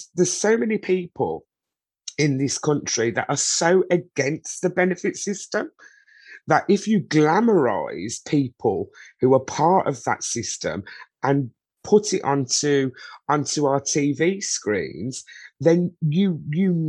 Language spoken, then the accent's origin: English; Birmingham, West Midlands, United Kingdom; I was born and bred in Birmingham, UK